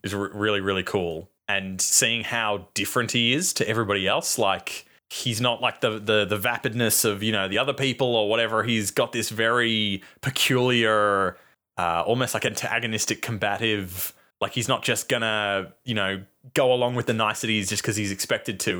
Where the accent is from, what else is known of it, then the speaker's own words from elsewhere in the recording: Australia; we're fucking from Australia